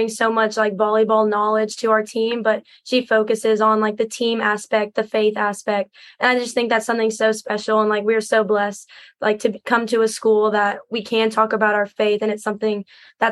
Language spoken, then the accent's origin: English; San Antonio, Texas, United States; I'm from San Antonio, Texas.